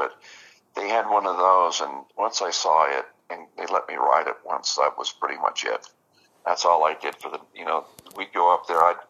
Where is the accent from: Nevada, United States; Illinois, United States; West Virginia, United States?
Nevada, United States; Las Vegas; Well, you know, I grew up in Vegas, born and raised there, and we lived out in the country. We lived on a dairy farm, actually.